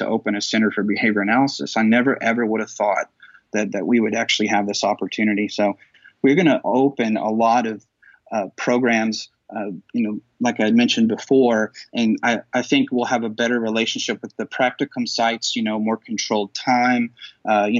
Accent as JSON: {"language": "English", "region": "Texas", "country": "United States", "also_born_or_lived": "Dallas / Fort Worth / San Antonio / Austin", "moved": "as an adult", "lives_now": "Louisville, United States", "said": "I'm from Texas, you know, and I lived in Dallas. I lived in Fort Worth, San Antonio, Austin"}